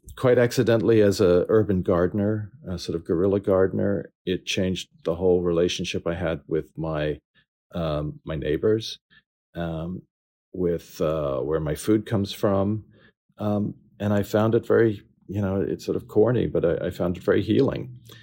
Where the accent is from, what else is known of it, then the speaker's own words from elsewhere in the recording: New Orleans, Louisiana, United States; moved away; I grew up in New Orleans